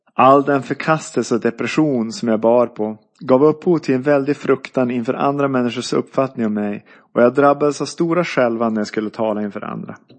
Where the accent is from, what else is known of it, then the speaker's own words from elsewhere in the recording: Byske, Västerbotten County, Sweden; also born or lived in Umeå; jag föddes 1971 i Umeå men är uppvuxen i Byske, tre mil norr om Skellefteå i Västerbotten